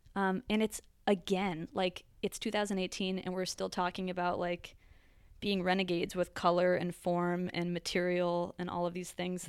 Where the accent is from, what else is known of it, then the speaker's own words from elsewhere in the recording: Connecticut, United States; I grew up in Connecticut.